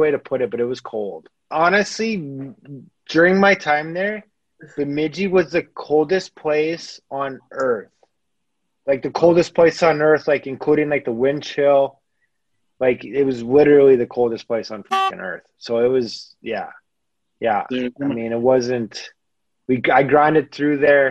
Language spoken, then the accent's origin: English; Canada; accent: Canadian; my Canadian accent